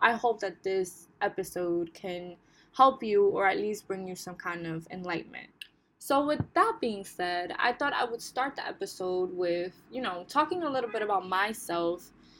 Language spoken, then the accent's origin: English; Bonao, Monseñor Nouel, Dominican Republic; I come from the Dominican Republic, but I come from a beautiful rural town in the Dominican Republic called Hima Bonao, located in El Cibao region.